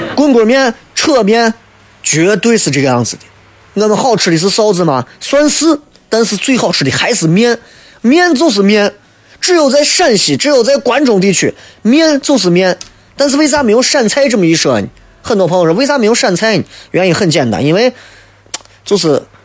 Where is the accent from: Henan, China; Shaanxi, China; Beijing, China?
Shaanxi, China; Xi'an; 我们西安人的面